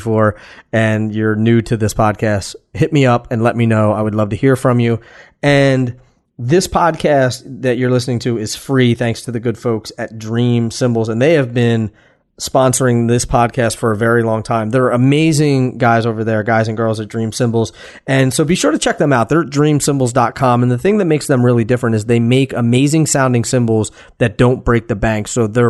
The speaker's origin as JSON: {"language": "English", "area": "Philadelphia suburbs", "region": "Pennsylvania", "country": "United States", "tie": "born or raised there", "said": "I grew up in the burbs, so totally different environment, same area but different environment."}